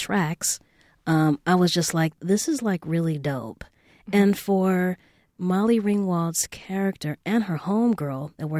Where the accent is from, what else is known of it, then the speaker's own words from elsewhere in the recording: Los Angeles, California, United States; I was growing up in South Central and I went to an all-girls school